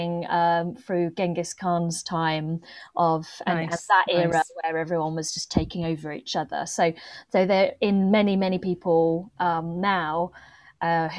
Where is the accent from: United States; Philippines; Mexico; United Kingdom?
United Kingdom; Reading, South East England; accent: Reading; I'm from Reading. And I just start explaining about Reading. Oh, it's a really big commuter town. You know, it's just west of London. Yeah. It's there. And I have like such a Reading accent.